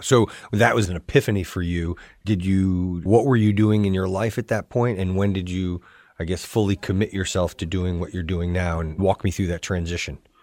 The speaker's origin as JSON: {"language": "English", "region": "New York", "country": "United States", "moved": "as an adult", "lives_now": "Hoboken, United States", "said": "I'm from New York, but I live in Hoboken, New Jersey"}